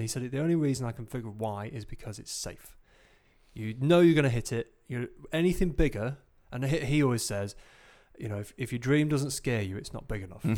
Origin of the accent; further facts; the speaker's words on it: Grimsby, Yorkshire and the Humber, United Kingdom; I'm from Grimsby